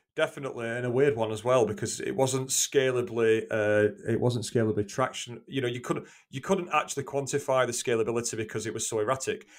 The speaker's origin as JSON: {"language": "English", "area": "Greater Manchester", "region": "North West England", "country": "United Kingdom", "said": "I'm from Greater Manchester in the U K."}